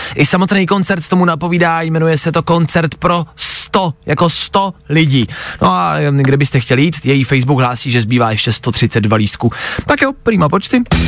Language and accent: Czech; Czechia